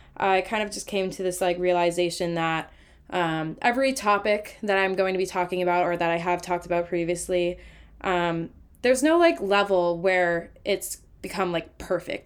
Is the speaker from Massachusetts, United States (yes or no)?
yes; Massachusetts, United States; I'm from Massachusetts, so I played mass hockey growing up.